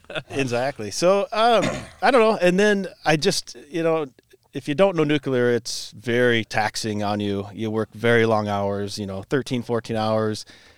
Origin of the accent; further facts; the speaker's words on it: Cedar Rapids, Iowa, United States; I'm kind of local dude. I was born here in Cedar Rapids, lived and grew up in Cedar Hills. My mom remarried after my dad passed when I was a kid. Moved to Ely, so I've been kind of local my whole life.